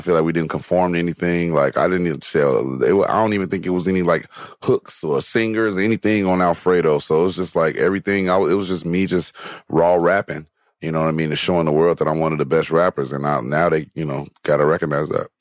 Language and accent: English; Gary, Indiana, United States; now in Los Angeles, United States; I'm from Gary